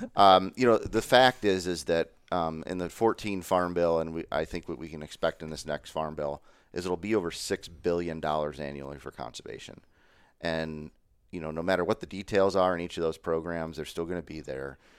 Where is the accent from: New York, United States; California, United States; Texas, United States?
New York, United States; Finger Lakes, Western; moved away as an adult; also born or lived in Mississippi / Ohio; I grew up in Western New York, uh, in the Finger Lakes area. Grew up on a, on a dairy farm